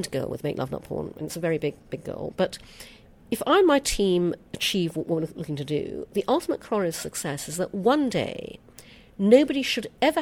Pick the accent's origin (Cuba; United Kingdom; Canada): United Kingdom; accent: British; my British accent